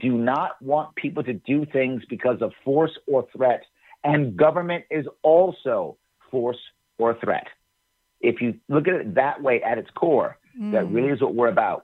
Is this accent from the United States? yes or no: yes; New York City, New York, United States; also born or lived in Long Island; I was born and raised in Manhattan, the Bronx, and then a little bit on Long Island.